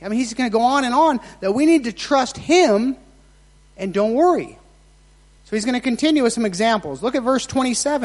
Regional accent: Nevada, United States; moved away; I was raised in Nevada.

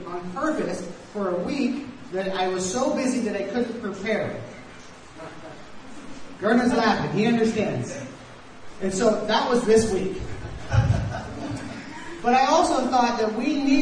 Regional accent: United States; moved away; I am from the States

